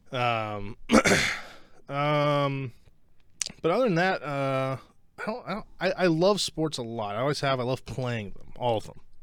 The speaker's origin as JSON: {"language": "English", "region": "Ohio", "country": "United States"}